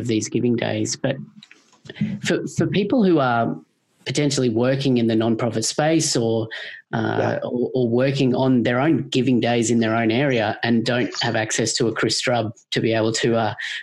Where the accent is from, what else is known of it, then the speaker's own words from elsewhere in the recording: Australia; I grew up in Australia with telethons